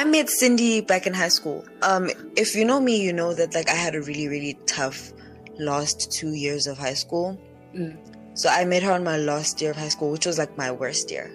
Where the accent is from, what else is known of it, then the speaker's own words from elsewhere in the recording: Mpumalanga, South Africa; moved away; also born or lived in Durban; we're both from Mpumalanga